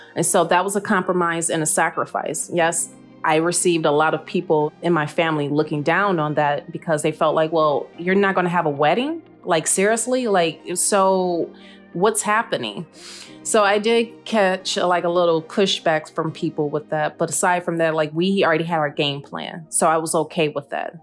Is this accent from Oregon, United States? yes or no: no; Detroit, Michigan, United States; I am originally from Detroit, Michigan